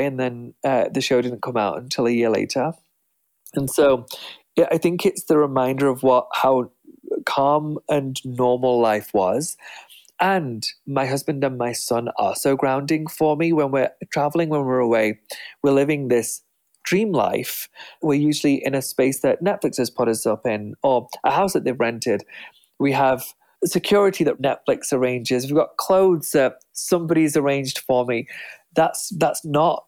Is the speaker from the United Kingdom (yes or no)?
yes; England, United Kingdom; moved away as an adult; now in United States; The people who were successful in my hometown lived in old Tudor homes. That's very typical for my small town